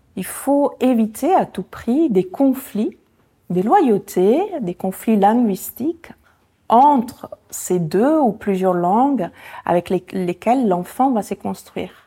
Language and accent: French; Italy; first language Italian; French is a second language; moved away as an adult; now in France; ma langue maternelle, qui est l'italien